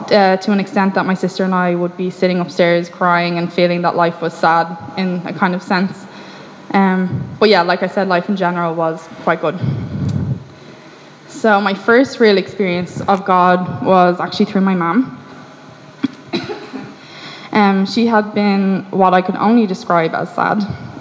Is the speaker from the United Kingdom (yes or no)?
no; Ireland; I grew up in Ireland